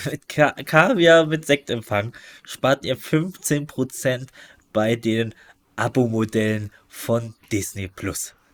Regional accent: East Germany, Germany; als Ostdeutscher bin ich

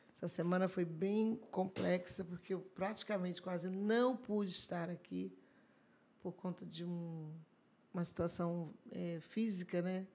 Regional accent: Araruama, Rio de Janeiro, Brazil; sou de Araruama, hum. sabe? Essa é minha terra, amo estar aqui. E aqui começou toda a nossa história, né? Aqui começou a nossa história de crianças

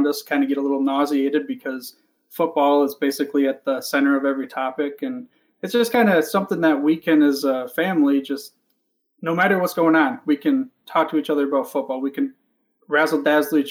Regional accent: Michigan, United States; I'm from Michigan, and just like every other little boy growing up in Michigan at the time

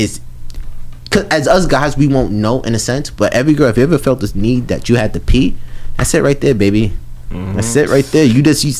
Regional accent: New York City, New York, United States; also born or lived in Pennsylvania; Like, you know, I'm not from here. I'm from Brooklyn.

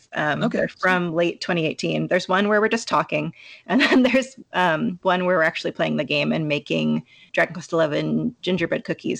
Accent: San Francisco Bay Area, California, United States; moved away as an adult; now in Los Angeles, United States; I grew up in the San Francisco Bay Area, and I've only lived in LA for the last few years of this job.

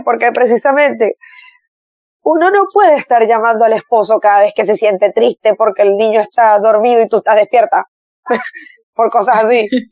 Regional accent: Barquisimeto, Lara, Venezuela; mi ciudad natal

